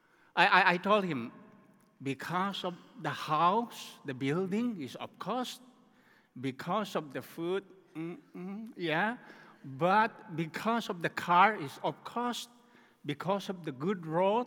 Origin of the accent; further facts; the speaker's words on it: Myanmar; We came from Myanmar, the country called Burma, formerly known as Burma